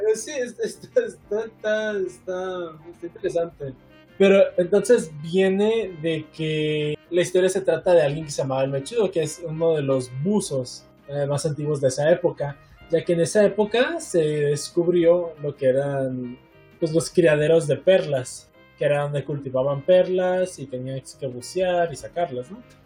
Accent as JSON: {"language": "Spanish", "town": "La Paz", "region": "Baja California Sur", "country": "Mexico", "also_born_or_lived": "Los Cabos", "moved": "yes", "said": "soy verdaderamente de La Paz"}